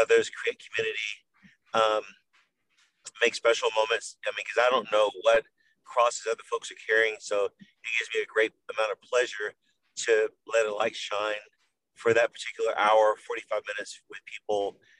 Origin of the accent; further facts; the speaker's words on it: Wilmington, North Carolina, United States; moved away as an adult; now in Texas, United States; I'm from Wilmington, North Carolina, a coastal town in southern North Carolina